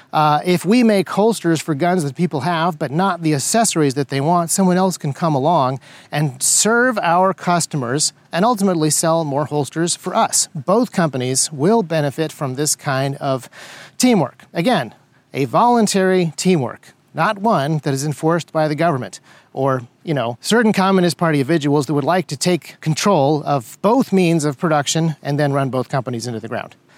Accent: United States; As an American conservative

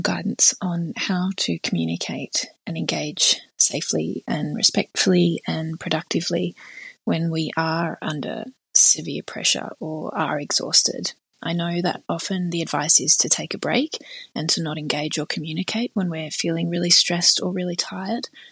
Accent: Australia; I'm from Australia.

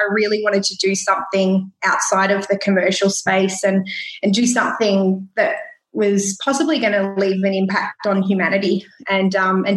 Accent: Gippsland, Victoria, Australia; we grew up in Gippsland.

